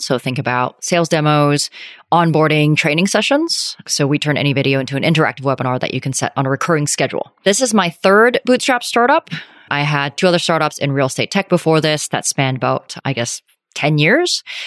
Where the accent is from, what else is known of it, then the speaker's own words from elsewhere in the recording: Calgary, Alberta, Canada; moved away as an adult; also born or lived in Vancouver / New York; I grew up in Calgary, went to University of Vancouver